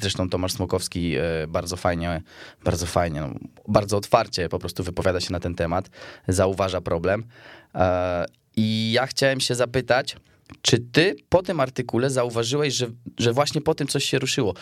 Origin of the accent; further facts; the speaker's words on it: Poland; z Polski